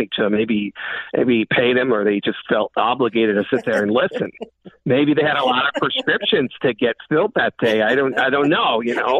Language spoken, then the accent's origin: English; California, United States; moved away; I was a kid growing up in California